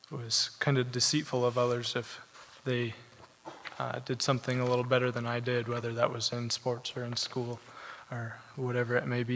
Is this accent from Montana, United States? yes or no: yes; Belgrade, Montana, United States; I grew up in Belgrade with my parents and my two brothers